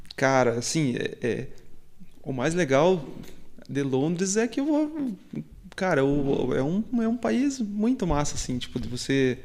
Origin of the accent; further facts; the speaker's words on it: Guarapuava, Paraná, Brazil; eu sou de Guarapuava